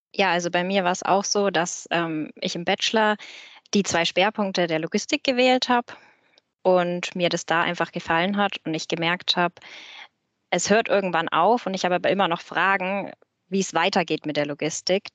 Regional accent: Nuremberg, Bavaria, Germany; komme aber auch aus dem Raum Nürnberg

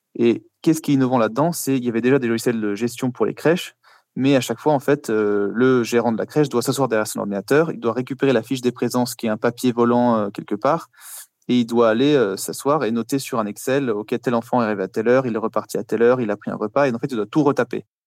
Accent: Paris, Île-de-France, France; moved away as an adult; now in Luxembourg; Je viens de Paris à l'origine

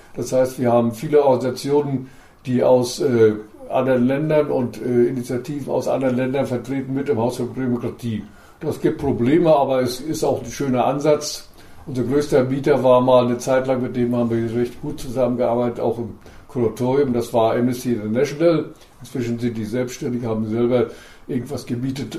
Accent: East Germany, Germany; also born or lived in Mecklenburg-Vorpommern; bei uns in der DDR

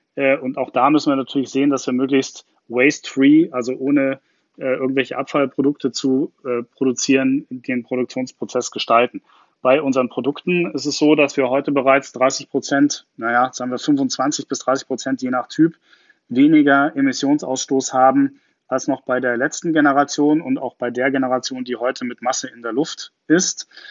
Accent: Garmisch-Partenkirchen, Bavaria, Germany; now in Berlin, Germany; als gebürtiger Garmischer

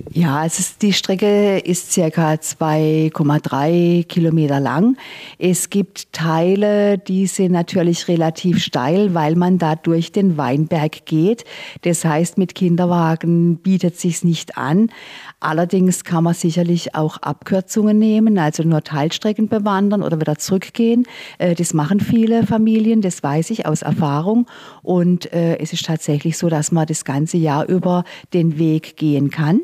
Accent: the area around Sasbachwalden, Baden-Württemberg, Germany; bin ich hier in der Gegend aufgewachsen

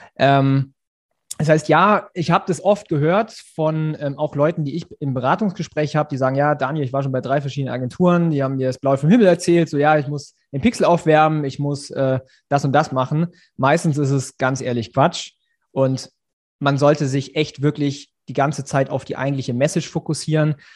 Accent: Ulm, Baden-Württemberg, Germany; moved away as an adult; also born or lived in Munich; ich komme eigentlich nach Ulm, dann bin ich aus Mün nach München gezogen

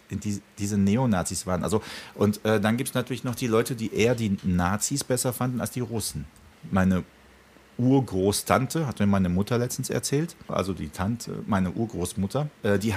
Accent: Prague, Czechia; Ich kenne das auch aus meiner Kindheit in Tschechien und wirklich in Prag, als der Wenzelsplatz noch leer war, keine Touristen.

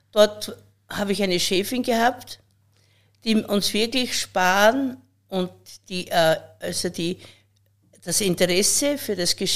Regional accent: Pöllauberg, Styria, Austria; Ich wurde am Böllerberg geboren, im Hause Grasser. Dort ist mein Elternhaus, unser Ursprung, wo ich äh, in einer sehr behüteten Familie aufgewachsen bin.

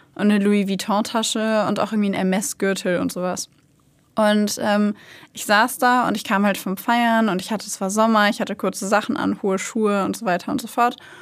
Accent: Hanover, Lower Saxony, Germany; moved away; ich komme eigentlich aus Hannover, bin da aufgewachsen

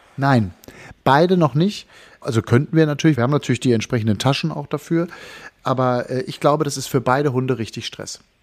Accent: North Rhine-Westphalia, Germany; moved away; also born or lived in Berlin / Wangerooge; in meine Heimat fliegen, also nach Nordrhein-Westfalen

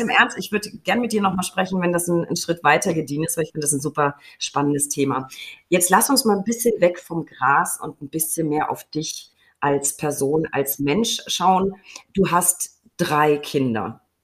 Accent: Würzburg, Bavaria, Germany; in meiner Heimat Würzburg

